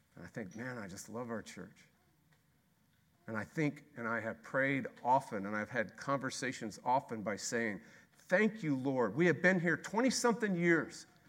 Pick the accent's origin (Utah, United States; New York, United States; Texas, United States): Texas, United States; We are Texas. We're from Texas